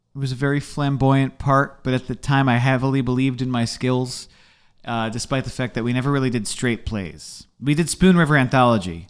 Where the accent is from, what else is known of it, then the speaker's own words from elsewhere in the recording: Essex County, New Jersey, United States; I grew up in Essex